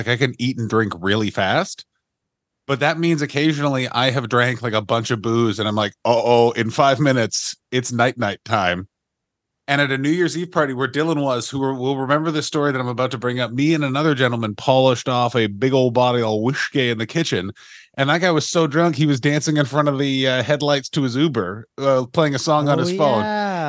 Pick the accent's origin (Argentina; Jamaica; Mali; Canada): Canada; Ottawa, Ontario; my hometown of Ottawa